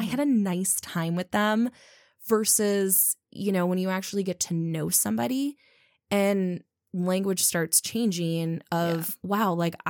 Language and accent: English; Midwest, United States; as, you know, people from the Midwest, as a Midwesterner, where we're constantly talking about niceness